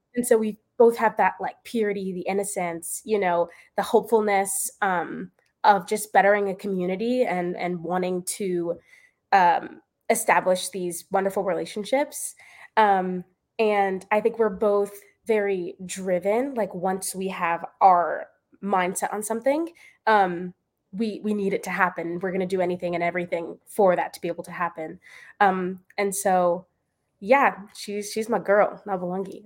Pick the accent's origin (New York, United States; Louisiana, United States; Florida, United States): Florida, United States; moved away as an adult; also born or lived in Pennsylvania; I'm from Florida